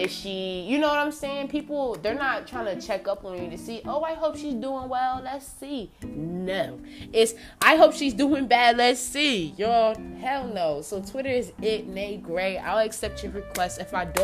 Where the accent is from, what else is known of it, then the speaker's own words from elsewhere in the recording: New Jersey, United States; now in Albuquerque, United States; I've lived in Jersey, y'all, right? That's where I came from. I came to Albuquerque from Jersey, period.